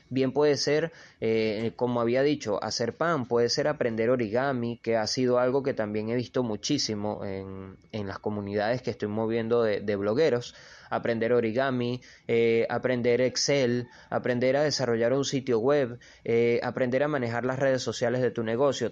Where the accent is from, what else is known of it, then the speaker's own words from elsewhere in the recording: Venezuela; yo soy de Venezuela.